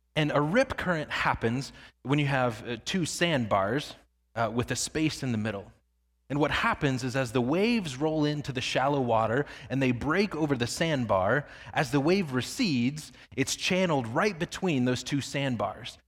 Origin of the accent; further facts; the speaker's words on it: Northwest Indiana, United States; I grew up in Northwest Indiana